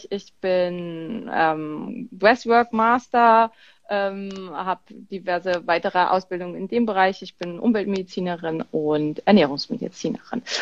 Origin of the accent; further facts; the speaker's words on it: Berlin, Germany; Ähm, also, ich bin aus Berlin.